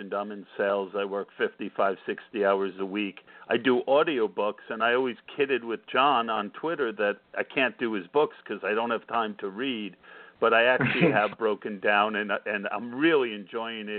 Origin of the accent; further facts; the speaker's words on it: New Jersey, United States; now in Pennsylvania, United States; I grew up in New Jersey.